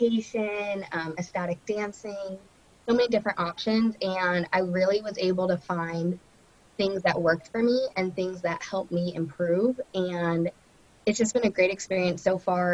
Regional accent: Los Angeles, California, United States; I am from Los Angeles, California

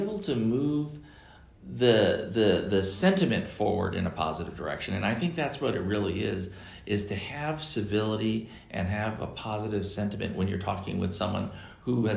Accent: Tustin, California, United States; I grew up not far from here. I grew up in Tustin

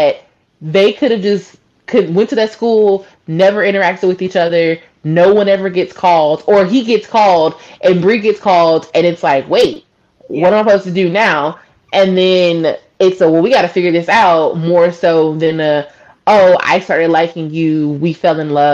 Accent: the South, United States; being a Southerner, growing up here

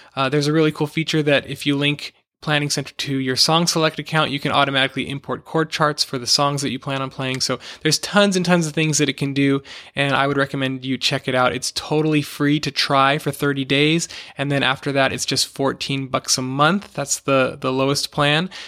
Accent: Los Angeles, California, United States; moved away as an adult; my family and I moved back to my hometown in Los Angeles

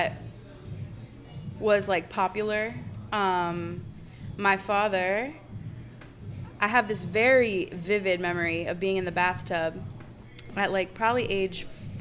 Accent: Ann Arbor, Michigan, United States; also born or lived in Boston, Massachusetts; now in New York, United States; I grew up in Ann Arbor, Michigan

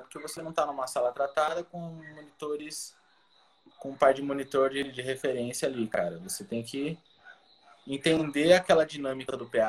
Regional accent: São Paulo, Brazil; moved away; also born or lived in Salvador; Morava em São Paulo, sou de São Paulo

